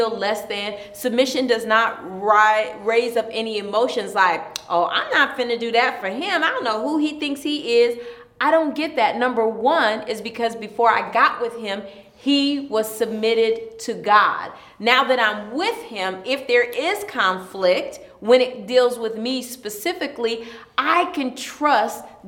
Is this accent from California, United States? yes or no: no; Ypsilanti, Michigan, United States; I'm from Ypsilanti.